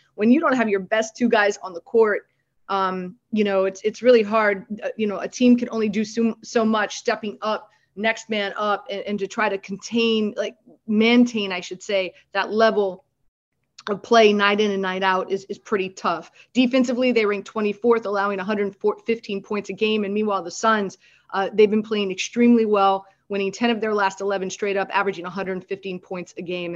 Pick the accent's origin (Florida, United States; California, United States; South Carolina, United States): Florida, United States; Miami; now in New York, United States; I'm from Miami. I live in New York now, but I'm still a Miami 305 girl at heart.